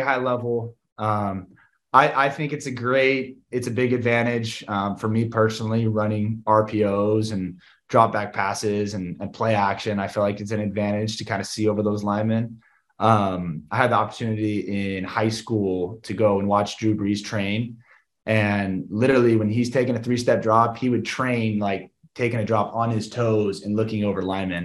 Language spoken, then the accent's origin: English; Southern California, United States; growing up in Southern California